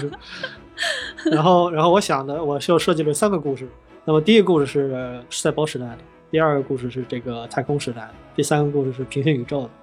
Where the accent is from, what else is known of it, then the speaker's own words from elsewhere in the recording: Beijing, China; also born or lived in Shanxi; 我是生在山西，三岁到的北京，我是个北漂啊